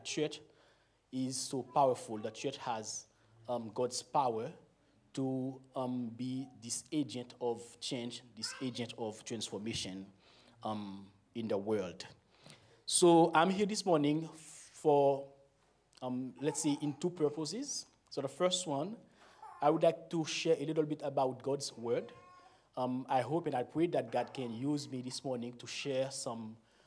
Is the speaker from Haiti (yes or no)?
yes; Haiti; accent: Caribbean; first language Haitian Creole; English is a second language; I was born in Haiti. I grew up there. I've never been in other countries for long